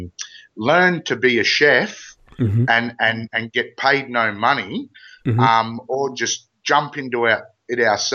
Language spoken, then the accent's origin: English; Australia; accent: Ocker; I'm about as Australian as they come